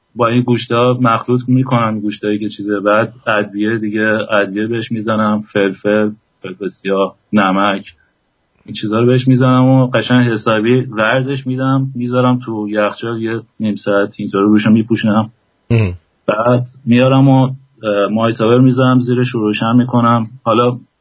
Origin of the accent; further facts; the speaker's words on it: Iran; moved away as an adult; گفتم ایرانی